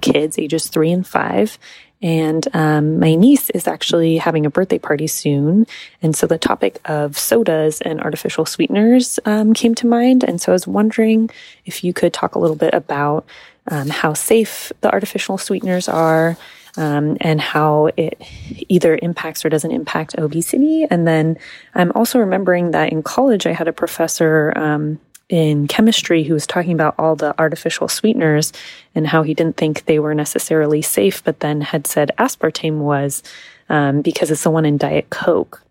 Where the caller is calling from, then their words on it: Sacramento, California, United States; I'm calling from Sacramento